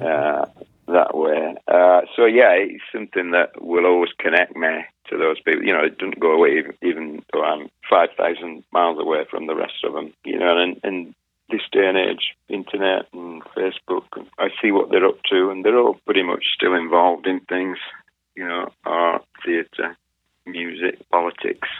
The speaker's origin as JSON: {"language": "English", "region": "England", "country": "United Kingdom", "moved": "yes", "lives_now": "Twisp, United States", "said": "I'm English. I'm English"}